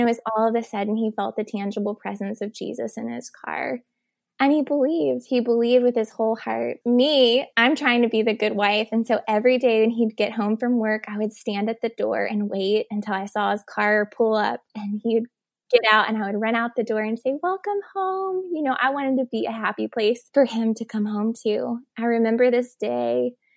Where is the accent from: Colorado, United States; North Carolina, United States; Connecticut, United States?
North Carolina, United States; Elizabeth City; I'm actually from North Carolina